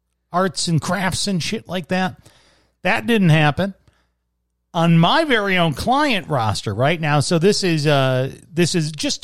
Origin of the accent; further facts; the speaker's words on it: Midwest, United States; moved away; As a Midwesterner